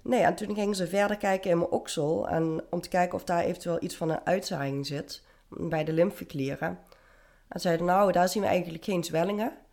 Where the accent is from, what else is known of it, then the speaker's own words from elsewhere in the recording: Venlo, Limburg, Netherlands; ik ben op dit moment 32 en ik kom uit Venlo